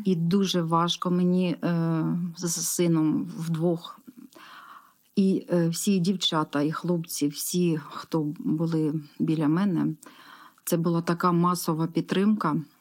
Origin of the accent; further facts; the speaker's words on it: Horlivka, Donetsk Oblast, Ukraine; я із Горловки